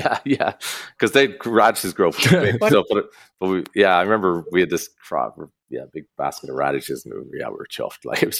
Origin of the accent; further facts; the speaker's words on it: United States; born there; moved away; So he left Sweden in the 1920s or something like that. And he emigrated to America. I was born in America. So we came here in the 80s.